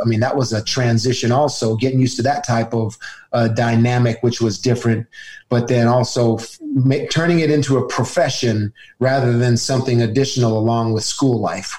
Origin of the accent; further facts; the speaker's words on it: Arizona, United States; They named that package Cactus because I'm from Arizona.